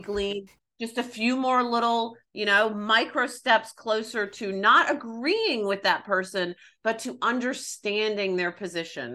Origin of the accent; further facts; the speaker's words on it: the South, United States; growing up in the South